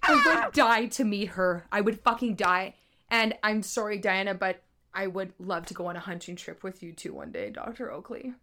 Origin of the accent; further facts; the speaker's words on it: British Columbia, Canada; we're from British Columbia